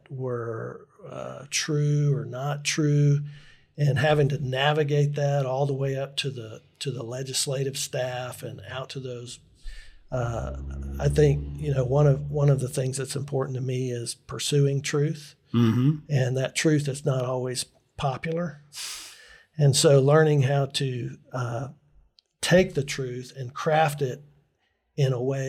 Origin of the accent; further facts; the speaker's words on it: Northeast Alabama, United States; moved away; also born or lived in Tallahassee, Florida / Montgomery, Alabama; I was raised in Northeast Alabama